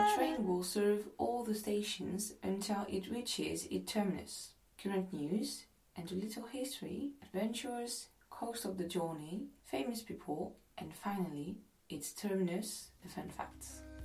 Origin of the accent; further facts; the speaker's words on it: France; English is a second language; I'm not English, I'm French, and my English is far from being perfect